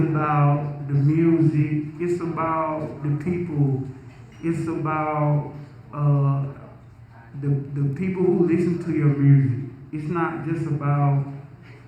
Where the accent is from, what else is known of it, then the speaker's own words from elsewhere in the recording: Milledgeville, Georgia, United States; I'm from Millersville, Georgia